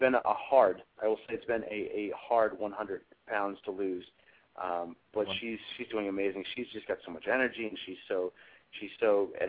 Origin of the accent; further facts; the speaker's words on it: Woodbridge, Virginia, United States; I grew up in a town called Woodbridge